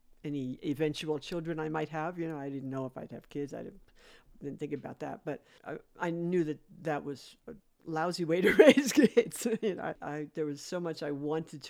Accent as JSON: {"language": "English", "town": "New York City", "region": "New York", "country": "United States", "tie": "born or raised there", "said": "we're from New York City"}